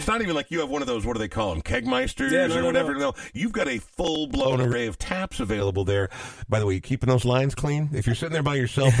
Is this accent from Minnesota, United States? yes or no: yes; Minneapolis, Minnesota, United States; Palmers in southeast Minneapolis. That's my neck of the woods. That's my hometown. That's my neighborhood down there for a very long time.